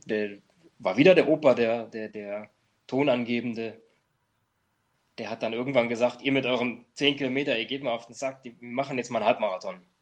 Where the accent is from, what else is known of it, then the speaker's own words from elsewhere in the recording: near Trier, Rhineland-Palatinate, Germany; ich komme ja aus Trier, aus der Nähe von Trier, wir haben keine Straßenbahn, keine U-Bahn